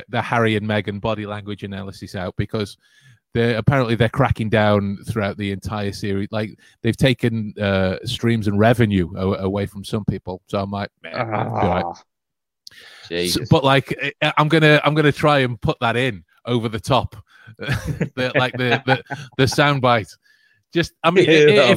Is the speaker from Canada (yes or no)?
no; England, United Kingdom; The joy of being English